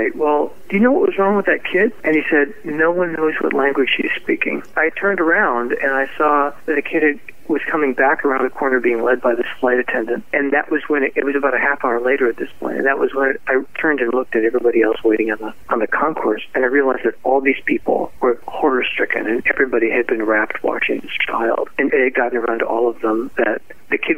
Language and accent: English; Cleveland, Ohio, United States; moved away; also born or lived in Strongsville, Ohio; I'm a Clevelander